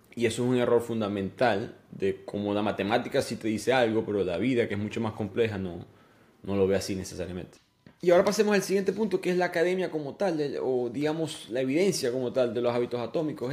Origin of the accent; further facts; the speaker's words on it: Maracaibo, Zulia, Venezuela; una carretera de Maracaibo, donde yo nací